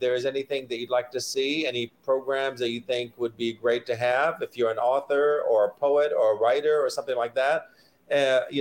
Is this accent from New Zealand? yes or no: no; Iraq; English is a second language; moved away; I'm an immigrant. Uh, I came from Iraq originally